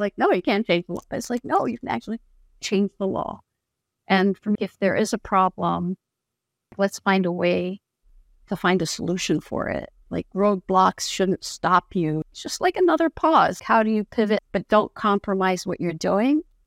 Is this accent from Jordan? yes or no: yes; Jordan; first language Arabic; English is a second language; now in United States; I was born and raised in the Middle East, and I'm not in Jordan